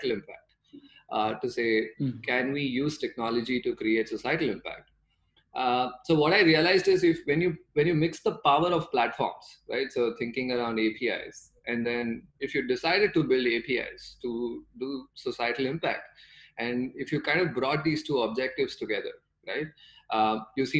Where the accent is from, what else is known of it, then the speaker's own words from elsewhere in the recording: Bangalore, Karnataka, India; I'm from Bangalore. I grew up around Bangalore.